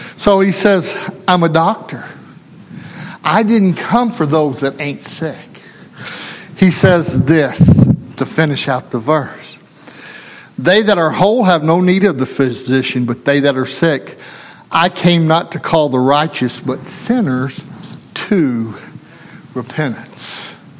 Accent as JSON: {"language": "English", "region": "Arkansas", "country": "United States", "said": "didn't matter to him that I come from Arkansas. Didn't matter that I come from the country"}